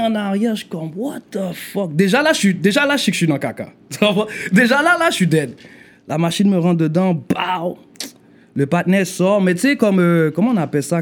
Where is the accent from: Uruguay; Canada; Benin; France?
Canada; Montreal, Quebec; also born or lived in Port-au-Prince, Haiti; j'ai grandi dans le Nord.